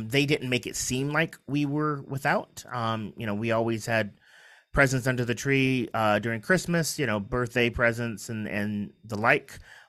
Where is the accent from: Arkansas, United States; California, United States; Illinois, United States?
California, United States; San Diego; also born or lived in Kansas City; So we ended up, I was born in Kansas City, Missouri. We ended up in San Diego.